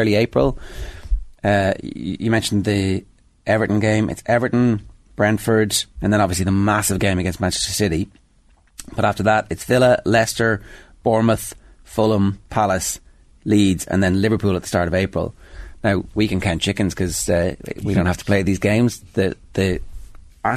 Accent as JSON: {"language": "English", "country": "Ireland", "said": "Irish football fans"}